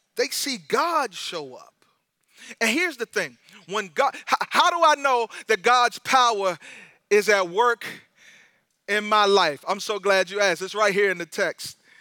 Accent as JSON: {"language": "English", "country": "United States", "said": "I'm an American and I'm in America"}